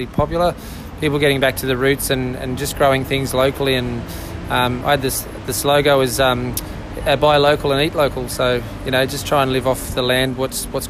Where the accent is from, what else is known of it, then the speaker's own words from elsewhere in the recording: Ballina, New South Wales, Australia; also born or lived in Lismore, Australia / The Channon, Australia; I grew up in Ballina, northern New South Wales. I was born in Lismore.